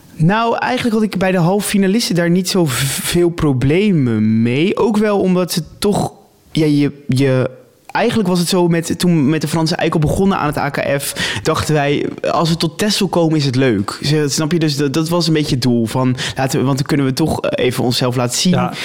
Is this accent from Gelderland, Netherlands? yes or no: no; Rotterdam, South Holland, Netherlands; ik kom uit Rotterdam